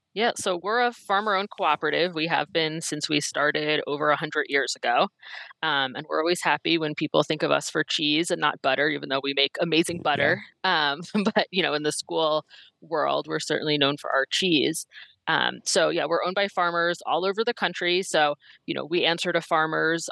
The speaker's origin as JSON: {"language": "English", "region": "East Coast", "country": "United States", "moved": "yes", "lives_now": "Minnesota, United States", "said": "I'm originally from the East Coast, so I bring that East Coast uh, frankness"}